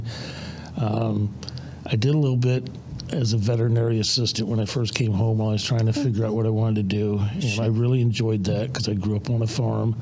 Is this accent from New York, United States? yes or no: no; Tonica, Illinois, United States; I grew up on a farm about 50 miles north of here